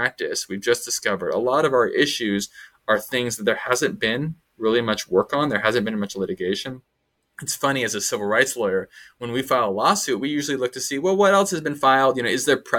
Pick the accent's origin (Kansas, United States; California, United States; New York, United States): California, United States; Sacramento; moved away as an adult; also born or lived in Massachusetts; I grew up in Sacramento, but in a sort of suburban type of feel